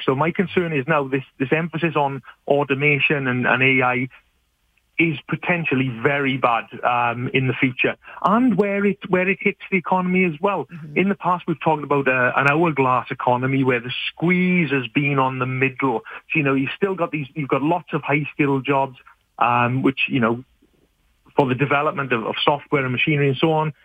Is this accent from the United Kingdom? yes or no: yes; United Kingdom; moved away as an adult; now in Canada; As you can probably tell from my accent, I'm, I'm a new settler to, to Canada and I'm from the UK